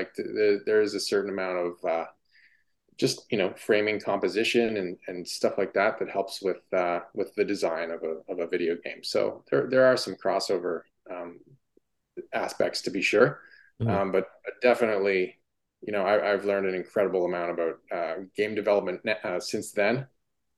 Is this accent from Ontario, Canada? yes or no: yes; Ottawa, Ontario, Canada; also born or lived in Toronto; back to my hometown of Ottawa